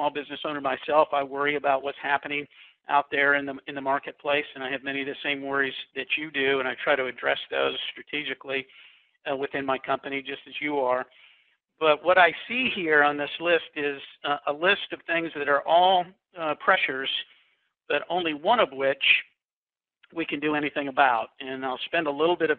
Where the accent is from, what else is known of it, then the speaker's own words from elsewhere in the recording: Kansas, United States; now in Summerfield, North Carolina, United States; I grew up in Kansas, and growing up in Kansas, it was kind of a Norman Rockwell experience.